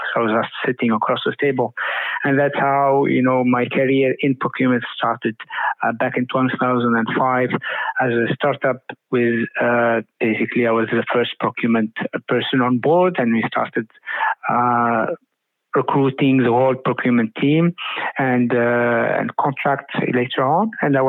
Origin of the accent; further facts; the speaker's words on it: Tunisia; also born or lived in United States; now in United Arab Emirates; I'm Tunisian American. I lived in quite a long part of my life in the US, and then here in UAE lately.